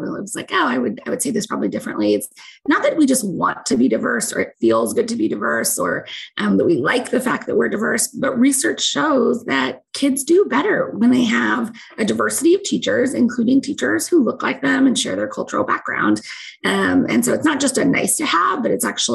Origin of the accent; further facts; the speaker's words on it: Alice, Texas, United States; I was not from Houston. I was from South Texas